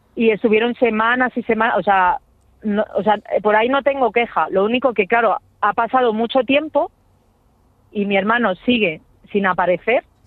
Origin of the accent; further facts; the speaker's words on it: Getafe, Community of Madrid, Spain; nosotros somos de Getafe